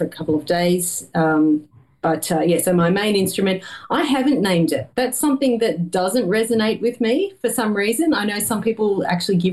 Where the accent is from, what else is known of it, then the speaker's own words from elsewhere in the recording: Australia; as an Australian